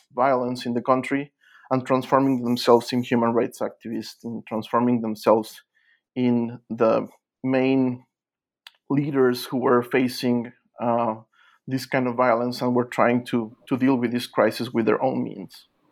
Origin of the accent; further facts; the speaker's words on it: Mexico City, Mexico; moved away as an adult; also born or lived in Merida, Yucatan; now in United States; I was born in Mexico City